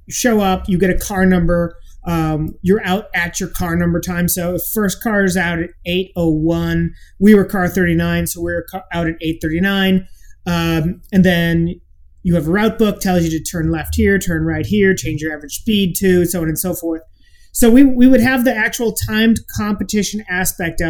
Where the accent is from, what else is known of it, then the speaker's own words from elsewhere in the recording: Midwest, United States; We grew up in the Midwest